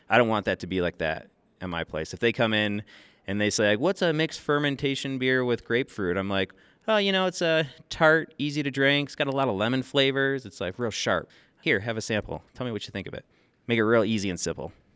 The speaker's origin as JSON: {"language": "English", "town": "Grand Rapids", "region": "Michigan", "country": "United States", "tie": "born or raised there", "moved": "yes", "lives_now": "New Orleans, United States", "said": "I grew up in Grand Rapids, Michigan"}